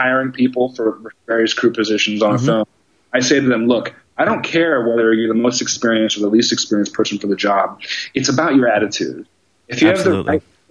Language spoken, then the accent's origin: English; Seattle, Washington, United States; moved away as an adult; also born or lived in Los Angeles; I grew up in the Northwest. I'm a Seattle guy.